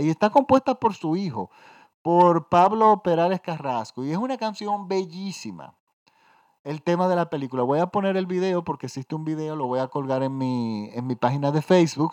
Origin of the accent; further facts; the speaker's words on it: Dominican Republic; en mi país